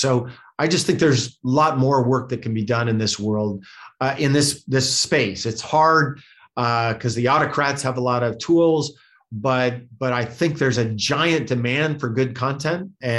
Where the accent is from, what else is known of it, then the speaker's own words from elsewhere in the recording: Montana, United States; now in California, United States; I'm from Montana, but lived the last 30 years of my life here in California